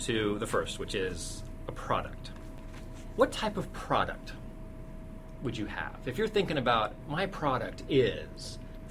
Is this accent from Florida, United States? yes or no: no; Cupertino, California, United States; I was raised in Cupertino, California, the home, Silicon Valley, the home of Apple Computer